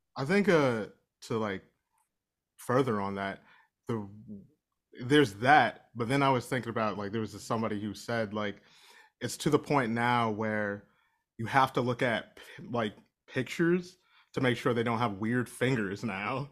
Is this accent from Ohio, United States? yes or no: yes; Ohio, United States; I'm from Ohio